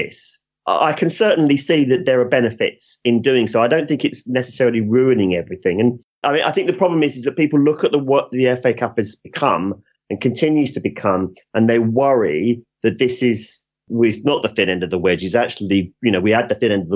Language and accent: English; England, United Kingdom; we're English